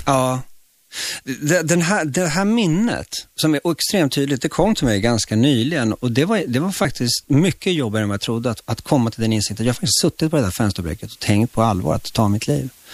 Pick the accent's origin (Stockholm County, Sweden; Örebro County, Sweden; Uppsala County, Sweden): Stockholm County, Sweden; Stockholm; born or raised there; Swedish is a second language; also born or lived in Chile